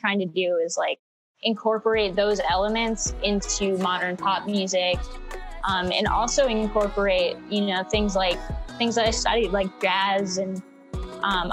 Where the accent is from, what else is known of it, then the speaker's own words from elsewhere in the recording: Chicago, Illinois, United States; moved away as an adult; also born or lived in Boston; now in Los Angeles, United States; I grew up in Chicago